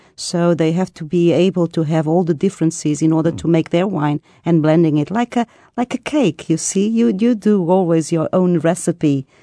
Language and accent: English; Lisbon, Portugal; I'm, I'm from Lisbon